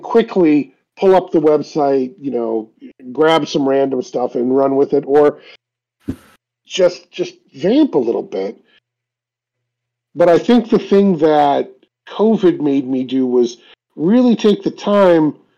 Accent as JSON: {"language": "English", "town": "Cleveland", "region": "Ohio", "country": "United States", "tie": "born or raised there", "said": "it's based in Cleveland. It's my hometown."}